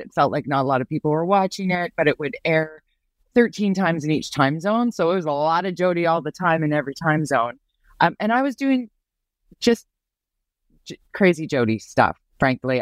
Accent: Vancouver, British Columbia, Canada; I'm from Vancouver.

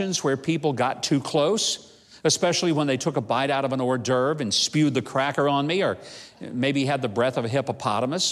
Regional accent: the South, United States; I grew up in the South, where we do tend to hug strangers upon greeting, and we say things like darling, sugar, and honey

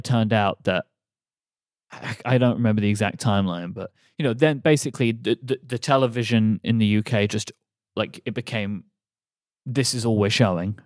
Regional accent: United Kingdom; moved away; as a British person

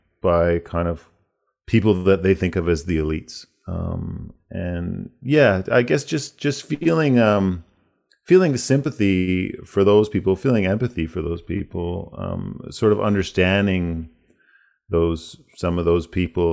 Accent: United States; born there; I was born in the States and I spend an awful lot of time down there touring. All my extended family are there.

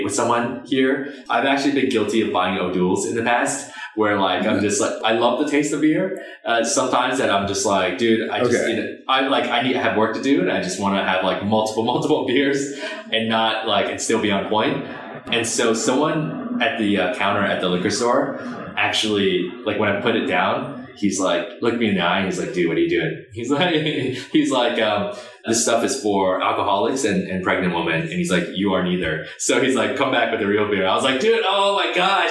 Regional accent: Edison, New Jersey, United States; also born or lived in Baltimore, Maryland / Ohio; where I grew up, it's definitely New Jersey

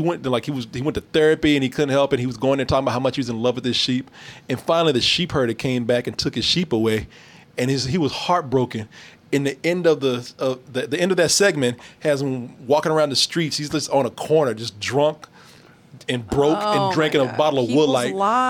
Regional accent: New York, United States; I'm from New York. We met in California.

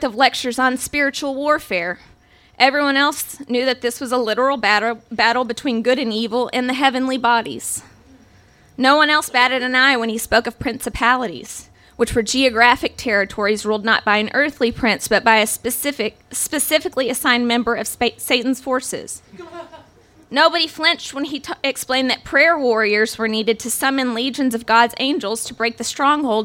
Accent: the Bible Belt, United States; I was raised Catholic in the Bible Belt

